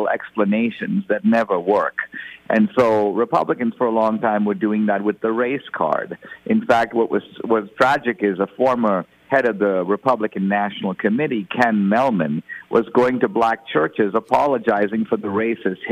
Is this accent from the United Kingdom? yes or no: no; India; now in United States; I come originally from India